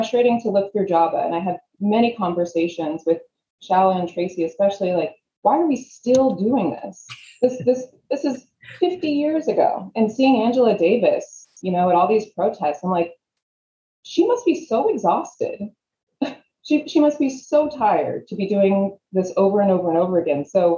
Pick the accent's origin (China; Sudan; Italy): Sudan; I grew up in Sudan for a little while